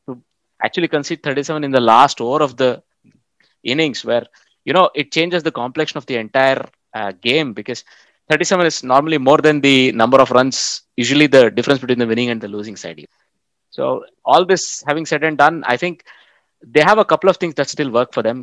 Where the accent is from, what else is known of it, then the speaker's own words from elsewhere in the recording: Bangalore, Karnataka, India; i come from Bangalore